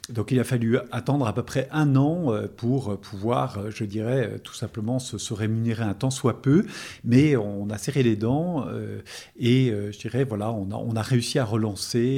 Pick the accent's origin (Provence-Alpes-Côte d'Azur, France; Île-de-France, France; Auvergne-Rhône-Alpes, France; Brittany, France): Auvergne-Rhône-Alpes, France; Lyon; nous ne sommes pas du métier, nous venons de Lyon, et par contre nous connaissions bien la région